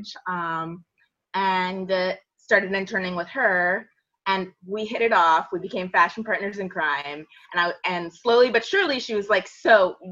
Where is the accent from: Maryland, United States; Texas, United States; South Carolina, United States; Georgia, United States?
Maryland, United States; Annapolis; I grew up in Annapolis